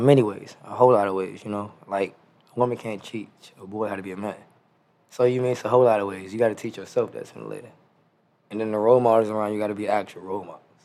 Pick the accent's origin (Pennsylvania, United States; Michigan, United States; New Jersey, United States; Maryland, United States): Maryland, United States; Prince George's County; also born or lived in Washington, D.C.; I was born in Washington D.C., uh, raised in Prince George's County, Maryland